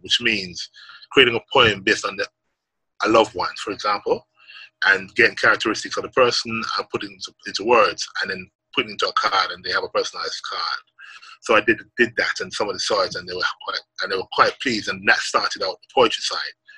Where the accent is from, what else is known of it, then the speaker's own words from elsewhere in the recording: Jamaica; growing up in Jamaica and, and growing up as a, as a young man into becoming a man